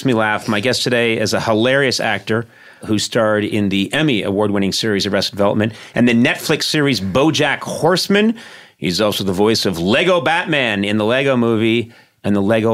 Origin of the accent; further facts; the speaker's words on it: Boston, Massachusetts, United States; moved away; I grew up in Boston, and I spent a lot of my life on the East Coast.